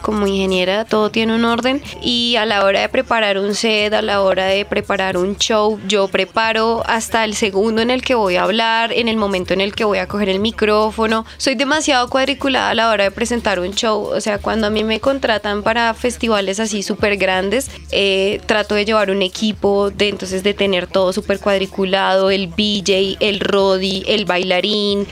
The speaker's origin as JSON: {"language": "Spanish", "region": "Bogotá", "country": "Colombia", "tie": "born or raised there", "said": "Yo me crié en Ciudad Bolívar, soy Z19 Represent."}